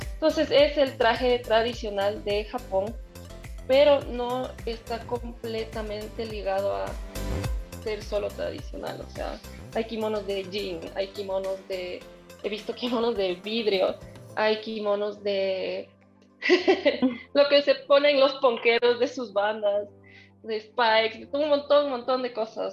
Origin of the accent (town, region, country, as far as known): Ecuador; also born or lived in Tokyo, Japan